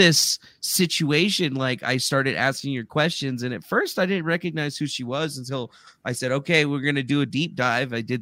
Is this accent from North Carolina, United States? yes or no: no; Arizona, United States; now in Carson City, United States; I'm from Arizona, but I live in Nevada now, up in Carson City, like northern Nevada.